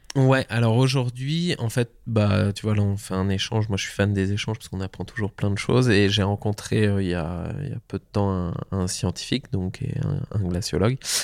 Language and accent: French; Tignes, Auvergne-Rhône-Alpes, France; j'ai grandi donc à, à Tignes, aux portes du parc national de la Vanoise